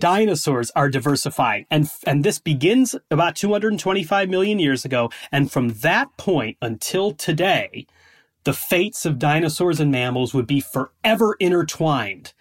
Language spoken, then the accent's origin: English; Chicago, Illinois, United States; moved away as an adult; now in Scotland, United Kingdom; I grew up in the Chicago area